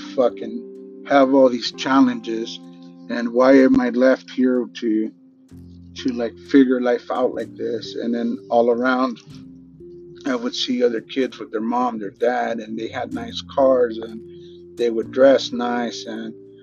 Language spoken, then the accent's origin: English; Los Angeles, California, United States; growing up in South Central LA, Pico Union and East